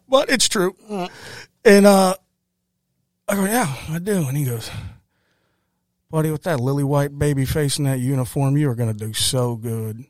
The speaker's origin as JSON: {"language": "English", "town": "Ferguson", "region": "Missouri", "country": "United States", "tie": "born or raised there", "also_born_or_lived": "Granite City, Illinois / Texas", "said": "moved back from Texas to Ferguson, grew up, uh, Ferguson, Calverton Park area."}